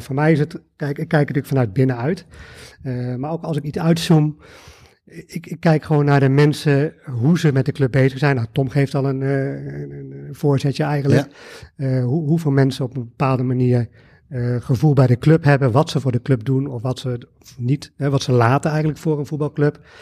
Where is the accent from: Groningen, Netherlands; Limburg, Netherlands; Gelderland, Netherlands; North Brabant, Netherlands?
Gelderland, Netherlands; Arnhem; Ik ben geboren en getogen in Arnhem.